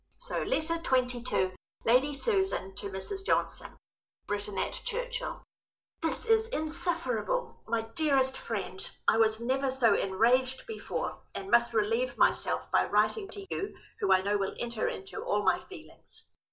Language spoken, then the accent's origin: English; Christchurch, Canterbury, New Zealand; moved away as an adult; now in Wellington, New Zealand; I'm born and bred in Christchurch, have lived in Wellington for quite some years now.